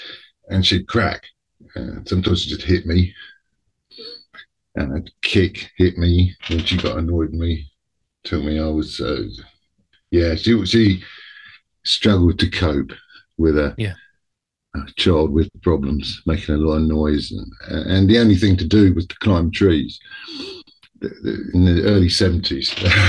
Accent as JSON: {"language": "English", "country": "New Zealand", "tie": "born there", "said": "I was born in New Zealand in 1964, which was a different era completely"}